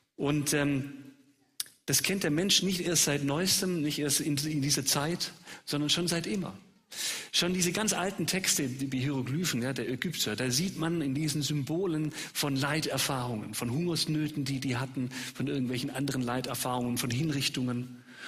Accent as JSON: {"language": "German", "region": "Swabia", "country": "Germany", "accent": "Swabian", "said": "als Schwabe auf Schwäbisch"}